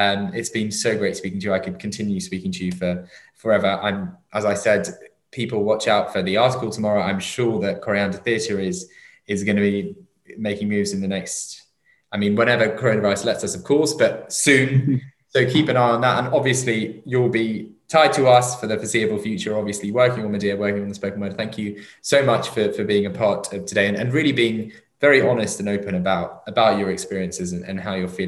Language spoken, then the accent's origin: English; London, United Kingdom; first language English; also born or lived in Southall; I was born in London, I went to university 40 minutes away from London.